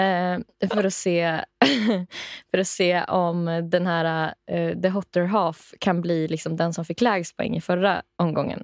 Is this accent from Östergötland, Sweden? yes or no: no; Rättvik, Dalarna County, Sweden; från min hemstad, eller hemby, Rättvik